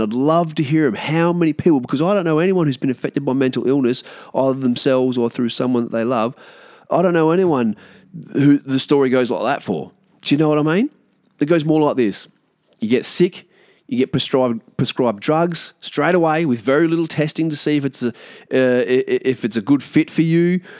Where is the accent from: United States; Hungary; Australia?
Australia; we as Australian, uh, Aboriginal people